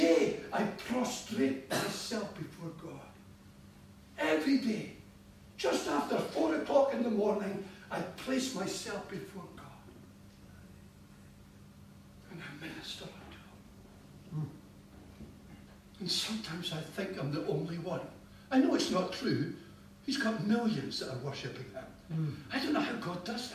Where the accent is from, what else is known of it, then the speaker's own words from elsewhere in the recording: Scotland, United Kingdom; I am a citizen of this nation, our beloved land, Scotland. I'm Scottish.